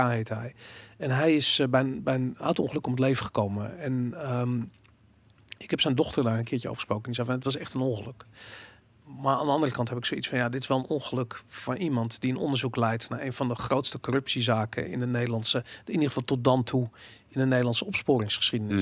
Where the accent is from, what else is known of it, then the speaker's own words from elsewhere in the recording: Amsterdam, North Holland, Netherlands; ik ben opgegroeid rond het Waterloopplein.